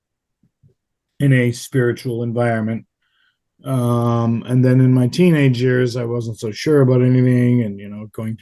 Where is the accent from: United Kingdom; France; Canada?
Canada; moved away; also born or lived in Dallas / Europe; being Canadian